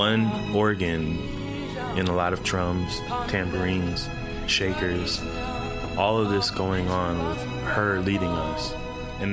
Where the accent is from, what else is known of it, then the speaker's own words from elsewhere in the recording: Sai Anantam Ashram, California, United States; a kid of the ashram. I grew up on Sayanatam Ashram.